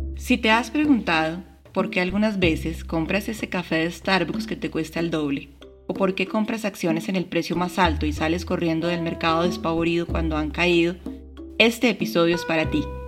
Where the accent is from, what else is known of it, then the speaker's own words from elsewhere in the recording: Colombia; mi país Colombia